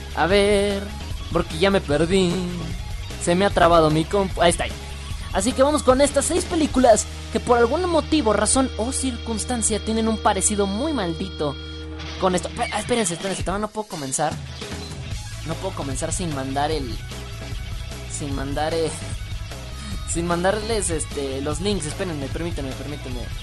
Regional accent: Mexico; De México. Soy de México.

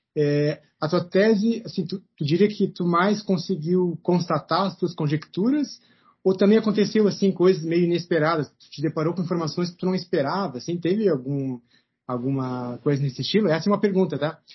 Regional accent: Rio Grande do Sul, Brazil; moved away as an adult; also born or lived in Rio Claro; eu saí do Rio Grande do Sul, fui até Rio Claro para fazer mestrado lá

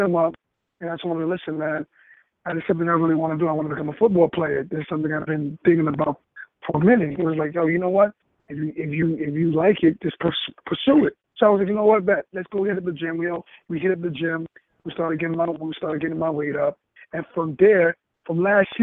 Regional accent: New York City, New York, United States; I'm from New York City, from Harlem, New York.

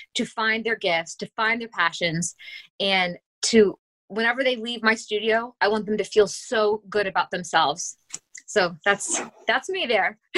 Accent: Akron, Ohio, United States; moved away as an adult; also born or lived in Pittsburgh, Pennsylvania; I was born and raised in Akron, Ohio, in the uh, Bath Township area

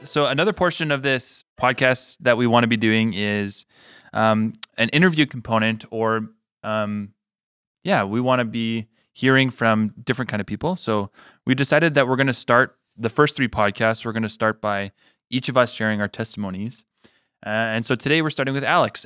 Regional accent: Manitoba, Canada; also born or lived in Regina, Saskatchewan; I was born there. And I, but I was raised here in Manitoba

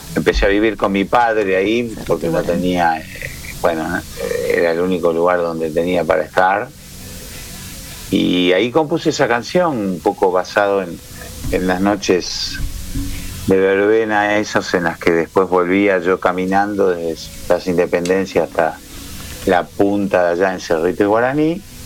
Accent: Montevideo, Uruguay; moved away as an adult; also born or lived in Buenos Aires, Argentina; soy montevideano, y un montevideano artista

